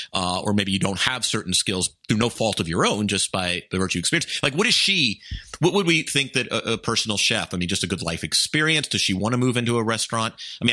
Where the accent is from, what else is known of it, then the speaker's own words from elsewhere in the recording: Atlanta, Georgia, United States; now in Los Angeles, United States; I'm from Atlanta.